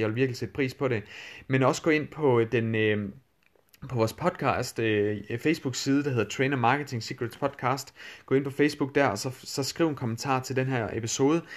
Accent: Denmark; accent: Danglish; min, øh, min Danglish accent

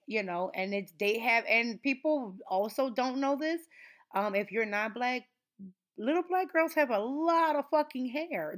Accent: New Orleans, Louisiana, United States; I am from New Orleans

